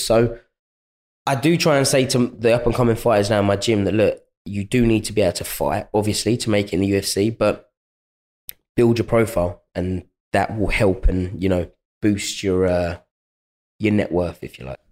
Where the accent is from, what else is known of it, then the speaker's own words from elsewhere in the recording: London, United Kingdom; my hometown